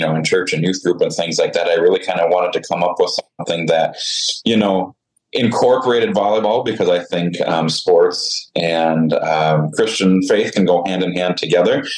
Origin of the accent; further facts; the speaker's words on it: just outside Saskatoon, Saskatchewan, Canada; moved away as an adult; also born or lived in Caronport, Saskatchewan; now in Andover, Minnesota, United States; I grew up just outside of Saskatoon, Saskatchewan, Canada